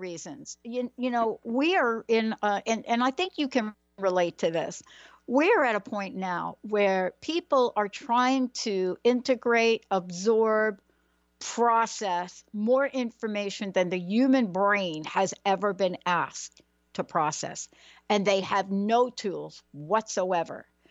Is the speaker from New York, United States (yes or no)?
yes; New York, United States; I'm from New York